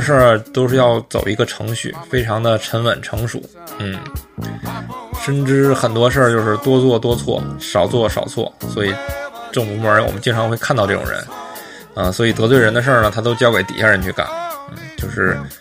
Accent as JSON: {"language": "Chinese", "region": "Northeast China", "country": "China", "tie": "born or raised there", "said": "像我小时候在东北长大"}